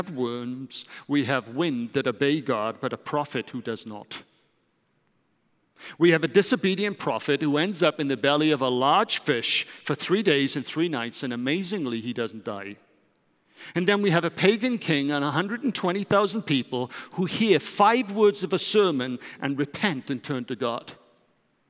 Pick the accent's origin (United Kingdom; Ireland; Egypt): United Kingdom; moved away as an adult; also born or lived in London / Germany; now in Netherlands; I'm British